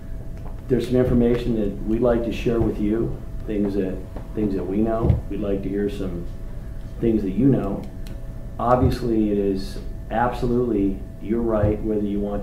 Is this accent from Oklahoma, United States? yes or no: no; California, United States; I'm from Los Angeles County, and I'm here to speak to you.